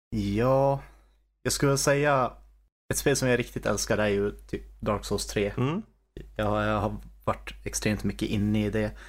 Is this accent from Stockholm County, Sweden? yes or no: no; Kiruna, Norrbotten County, Sweden; moved away as an adult; now in Umeå, Sweden; jag är från eh, Kiruna. Mm. Så uh, därifrån egentligen en by i närheten.